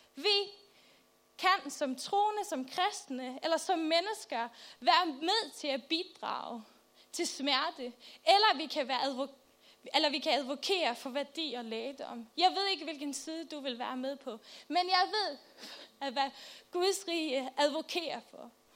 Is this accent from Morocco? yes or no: no; Faroe Islands; now in Albertslund, Denmark; Jeg kommer fra Færøerne